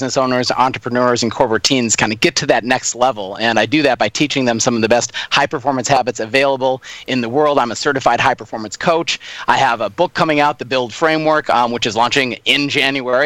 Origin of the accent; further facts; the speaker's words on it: Minneapolis, Minnesota, United States; moved away as an adult; now in Australia; born and raised in Minneapolis, Minnesota, and I've been in Australia since 2010